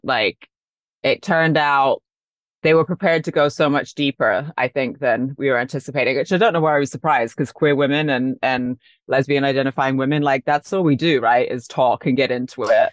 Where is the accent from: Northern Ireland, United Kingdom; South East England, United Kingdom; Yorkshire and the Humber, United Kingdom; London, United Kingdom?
London, United Kingdom; also born or lived in Paris / New York; now in Los Angeles, United States; I grew up in London, then I lived in Paris, then I lived in New York